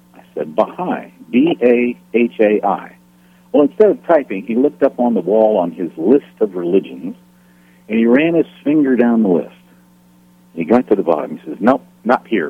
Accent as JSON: {"language": "English", "area": "Loudoun County", "region": "northern Virginia", "country": "United States", "tie": "born or raised there", "moved": "yes", "said": "I was born in Virginia, and I grew up in northern Virginia, about 25 miles due west of Washington, D.C., in Loudoun County"}